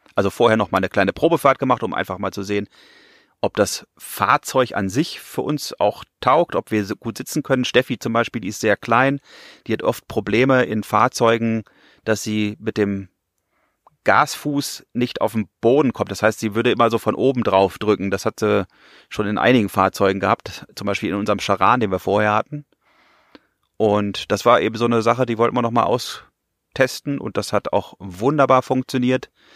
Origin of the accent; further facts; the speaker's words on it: Bielefeld, North Rhine-Westphalia, Germany; moved away as an adult; now in Pfronten, Germany; bin ich hier natürlich nicht geboren, sondern ich komme aus der wunderschönen Stadt Bielefeld in Nordrhein-Westfalen.